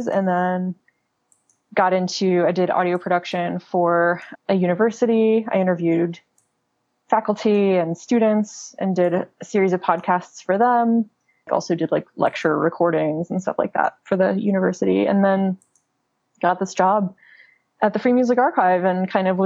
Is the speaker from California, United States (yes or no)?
no; Kentucky, United States; also born or lived in New York; now in Los Angeles, United States; I'm from Kentucky originally